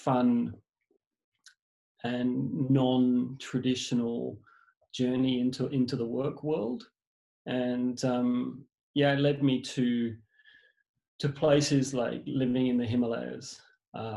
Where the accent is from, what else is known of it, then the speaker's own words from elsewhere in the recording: England, United Kingdom; moved away; originally I was born in England